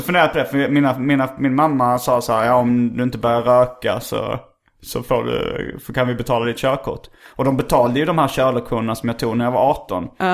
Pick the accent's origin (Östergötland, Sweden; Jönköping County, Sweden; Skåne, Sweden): Skåne, Sweden; Lund; jag är ju uppvuxen i Lund också